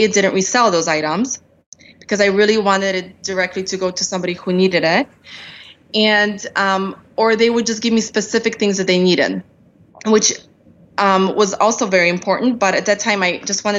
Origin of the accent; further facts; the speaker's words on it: Poland; now in United States; I'm an immigrant. I came here from, I was born in Poland.